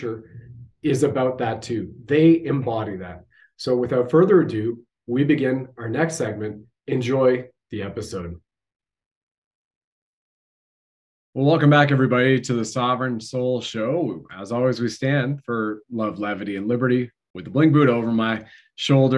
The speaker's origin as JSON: {"language": "English", "country": "Canada"}